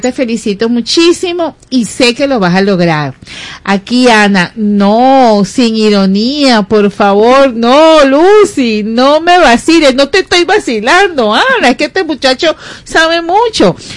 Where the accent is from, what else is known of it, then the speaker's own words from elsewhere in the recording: Venezuela; somos venezolanos